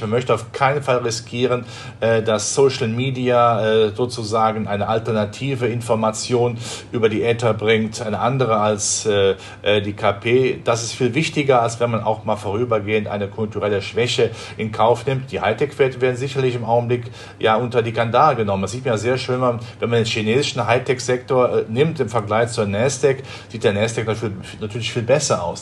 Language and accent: German; Rhineland, Germany; Ich komme ja aus dem Rheinland, da spricht man ja von der Wupper